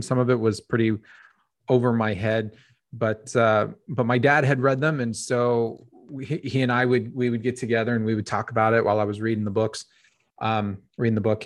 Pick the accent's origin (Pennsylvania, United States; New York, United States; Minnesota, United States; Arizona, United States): Arizona, United States; Phoenix; born and raised in Phoenix, Arizona